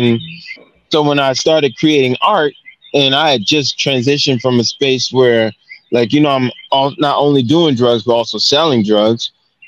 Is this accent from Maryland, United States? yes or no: yes; Baltimore, Maryland, United States; because I grew up in Baltimore in elementary.